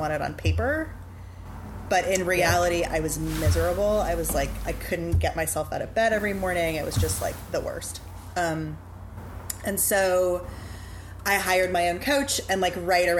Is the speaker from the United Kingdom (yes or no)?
no; New Orleans, Louisiana, United States; also born or lived in Chicago; I grew up in New Orleans. I went away for college, But other than that, I have lived here since I was two